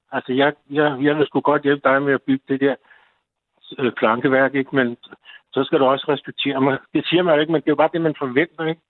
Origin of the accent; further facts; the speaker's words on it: North Zealand, Capital Region of Denmark, Denmark; moved away as an adult; now in Bornholm, Denmark; jeg kommer fra Nordsjælland